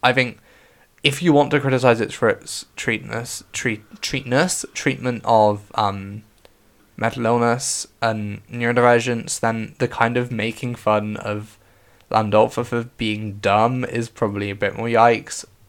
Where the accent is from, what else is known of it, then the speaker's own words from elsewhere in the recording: West Country, South West England, United Kingdom; accent: West Country; That was very West Country me